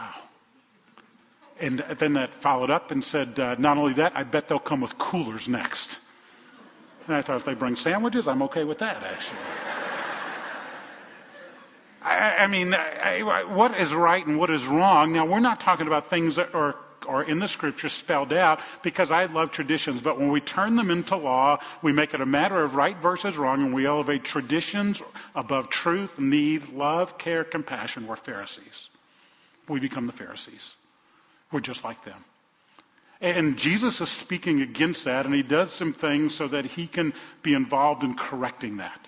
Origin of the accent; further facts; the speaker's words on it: New Orleans, Louisiana, United States; I grew up in the Deep South, in New Orleans, in the 1960s